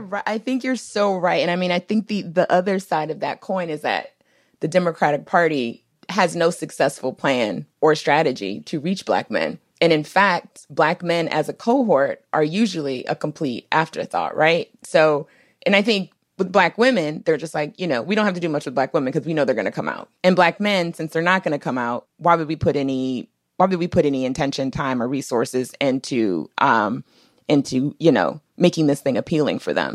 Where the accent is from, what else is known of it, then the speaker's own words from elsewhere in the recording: Washington, District of Columbia, United States; also born or lived in Minnesota; I grew up in D C